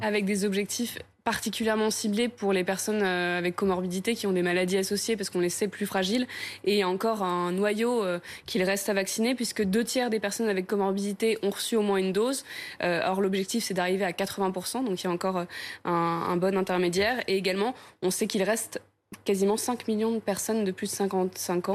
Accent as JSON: {"language": "French", "country": "France", "said": "chez nous en France"}